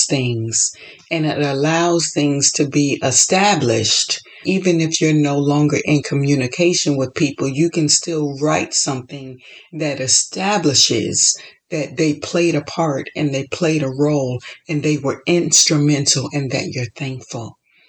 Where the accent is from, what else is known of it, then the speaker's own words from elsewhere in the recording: Florida, United States; moved away as an adult; also born or lived in Chicago; now in California, United States; I was born and raised in Florida. Then I lived in Chicago for 8 years, and now I've been in California for 9 years.